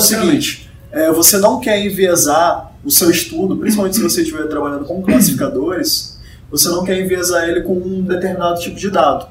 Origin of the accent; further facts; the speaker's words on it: São Luís, Maranhão, Brazil; Eu sou do Maranhão